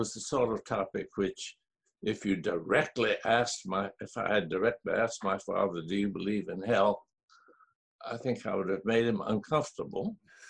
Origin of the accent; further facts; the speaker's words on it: Japan; My parents were Southern Methodist missionaries in Japan. So I grew up in Japan.